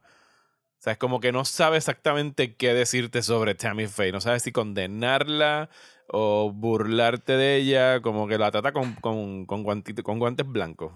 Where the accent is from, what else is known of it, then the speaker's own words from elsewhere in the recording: Puerto Rico; yo soy puertorriqueño, yo estaba aquí para María, yo pasé por todo eso